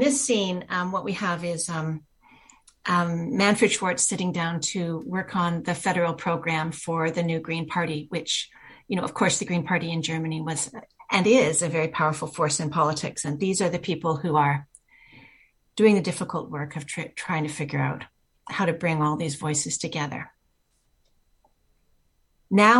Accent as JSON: {"language": "English", "town": "Horseshoe Bay", "region": "British Columbia", "country": "Canada", "tie": "born or raised there", "said": "I grew up in Horseshoe Bay"}